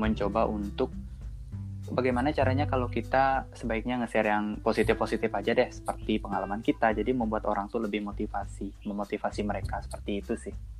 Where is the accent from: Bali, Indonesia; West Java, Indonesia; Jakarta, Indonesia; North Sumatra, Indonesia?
Bali, Indonesia; Denpasar; berasal dari Denpasar, tepatnya di Provinsi Bali